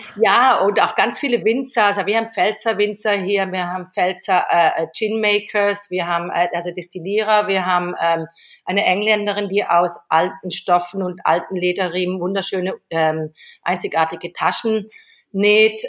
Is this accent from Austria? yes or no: no; Switzerland; moved away as an adult; now in Mallorca, Spain; ich habe 18 Jahre in der Schweiz gelebt und und da bin ich aufgewachsen